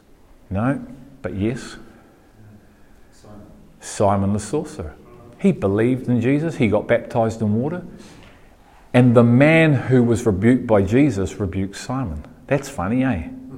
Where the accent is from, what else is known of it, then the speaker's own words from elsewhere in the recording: Liverpool, North West England, United Kingdom; Good on you, I'm a Scouser.